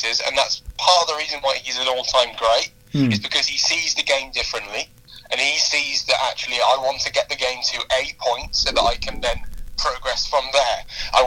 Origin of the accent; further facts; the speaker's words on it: England, United Kingdom; we're English